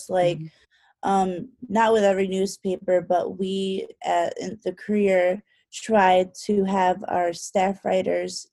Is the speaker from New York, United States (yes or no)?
yes; Rochester, New York, United States; I'm originally from Rochester. So I grew up hearing a lot about Fisher